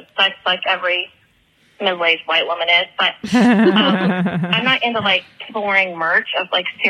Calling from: Florida, United States; I'm calling from Florida.

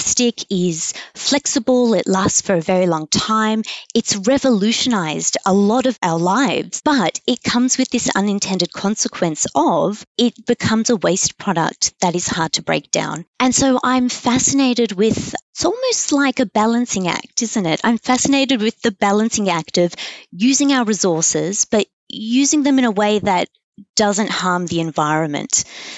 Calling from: Sydney, New South Wales, Australia; I am calling from Sydney. I am sitting at the University of Technology Sydney Ultimo campus, and that's where I am calling from.

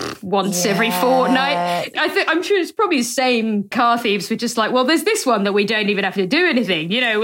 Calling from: Norwich, East of England, United Kingdom; So I'm recording this from Norwich at my girlfriend's place, but I live in Leicester.

